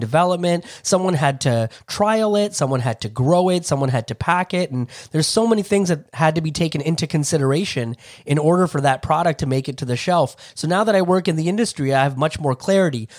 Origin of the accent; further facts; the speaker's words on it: Toronto, Ontario, Canada; I grew up in Toronto, Ontario